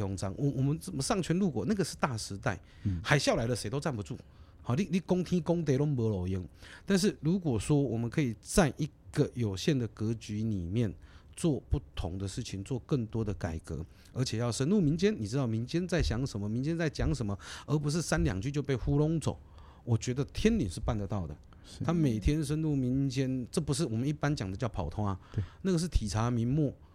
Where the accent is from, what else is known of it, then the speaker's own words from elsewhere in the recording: Taiwan; 我们知道我们是台湾人，那我们也嗯。知道我们生于斯、长于斯